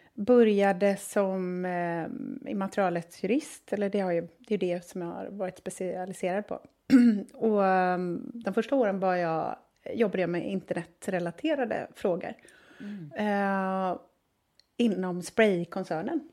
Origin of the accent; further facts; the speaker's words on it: Gothenburg, Västra Götaland, Sweden; Uppvuxen i söder om Göteborg.